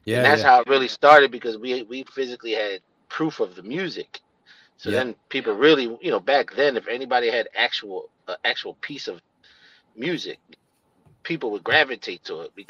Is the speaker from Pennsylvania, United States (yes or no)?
yes; Philadelphia, Pennsylvania, United States; I'm in East Oakland